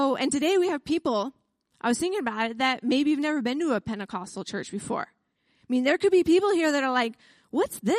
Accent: United States; I'm an American

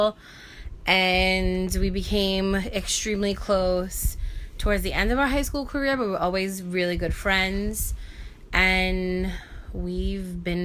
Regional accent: New York City, New York, United States; from Staten Island, New York

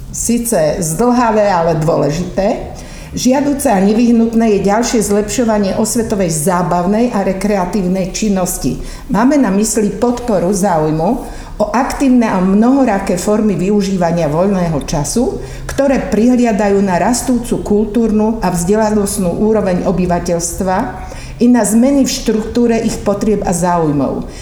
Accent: Ružomberok, Žilina Region, Slovakia; moved away; also born or lived in Bratislava; ja som rodáčka z Ružomberka

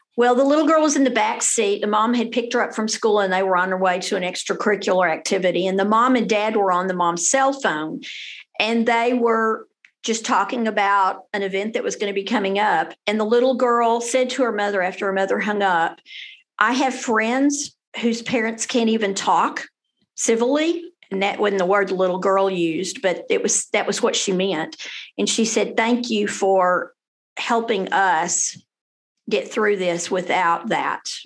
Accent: Denton, Texas, United States; also born or lived in Fort Worth, Texas / Austin, Texas; I went all the way through Denton Independent School District, graduated as a Denton High School Bronco. Then I went to University of North Texas here in Denton

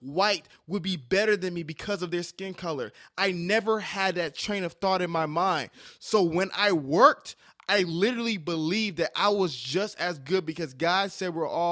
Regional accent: New York City, New York, United States; I was born in Staten Island, New York. Had Dominican friends, had Polish friends, had Irish friends, had all types of friends

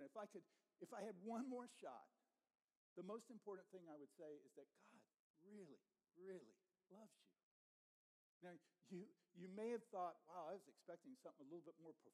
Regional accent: the South, United States; I grew up in the South, and so I got saved in the South.

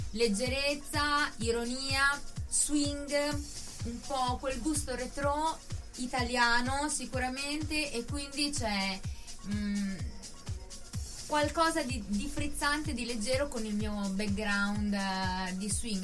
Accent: Bellaria-Igea Marina, Emilia-Romagna, Italy; Io sono di Bellari Marina

